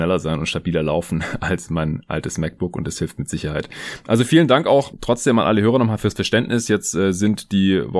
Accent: Stuttgart, Baden-Württemberg, Germany; now in Berlin, Germany; weder im Raum Stuttgart, wo ich noch bis Sonntag war, zu Hause in meiner alten Heimat, noch jetzt hier in Berlin, wo ich seit gestern Montag wieder bin.

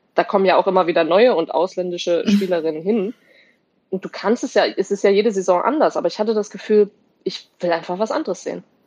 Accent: Germany; moved away; also born or lived in Wolfsburg / Potsdam; als Deutsche

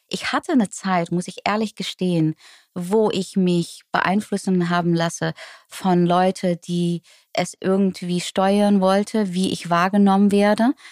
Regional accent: Netherlands; German is a second language; now in Germany; plötzlich als Holländerin in Deutschland zu wohnen, obwohl, ja, äh, eigentlich crazy.

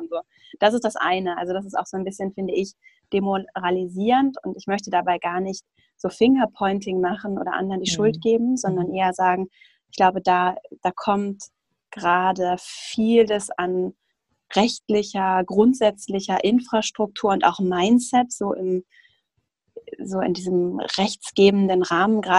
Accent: Schleswig-Holstein, Germany; now in Hamburg, Germany; ich komme ursprünglich aus Schleswig-Holstein, aus so einer ländlichen Region

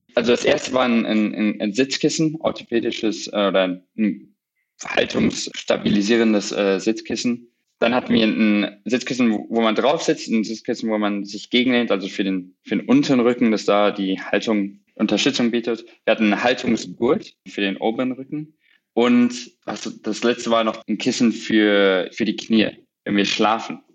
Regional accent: Borken, North Rhine-Westphalia, Germany; moved away as an adult; also born or lived in Cambridge, England; now in New York, United States; ich komme aus einem kleinen Dorf im Münsterland, Borken, ungefähr, sag ich mal, 45 Minuten von Münster entfernt

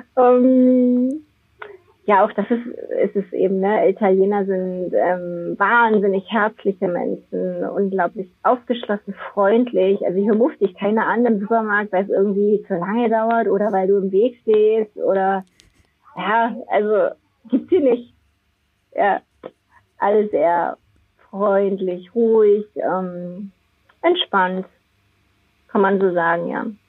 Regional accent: Germany; bei uns in Deutschland

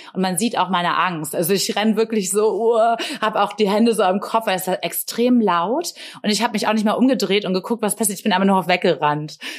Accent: Bremen, Germany; in meiner Heimatstadt in Bremen

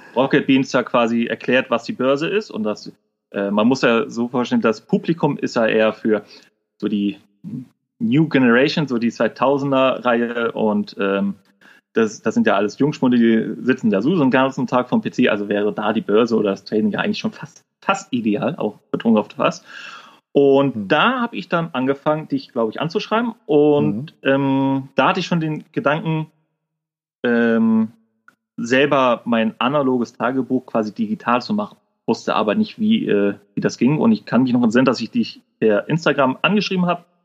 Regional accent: Kiel, Schleswig-Holstein, Germany; accent: norddeutsch; bin gebürtiger Kieler und komme quasi aus Norden. Also ich bin auch ziemlich durch meine norddeutsche Art

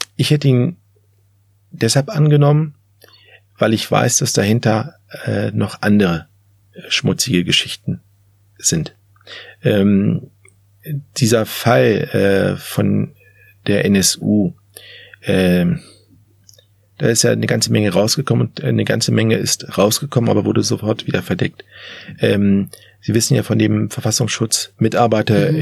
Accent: Hanover, Lower Saxony, Germany; selbst als Hannoveraner

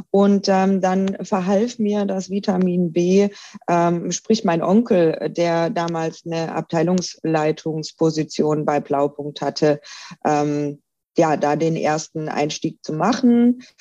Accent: Baden-Württemberg, Germany; also ich komme ursprünglich aus der Nähe von Stuttgart, bin also äh, ein richtiger Schwabe und wie man das so macht bei uns Schwaben

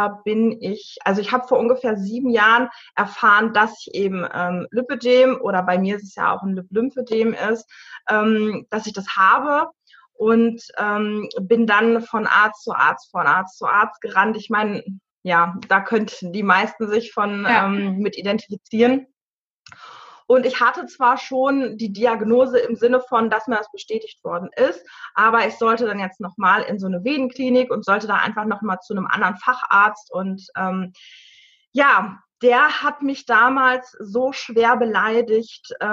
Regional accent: North Rhine-Westphalia, Germany; 35 Jahre alt. Ich komme aus dem Sauerland

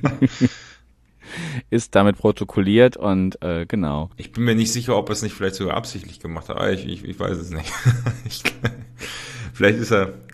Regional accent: Paderborn, North Rhine-Westphalia, Germany; ich komme aus Paderborn, deswegen der SCP

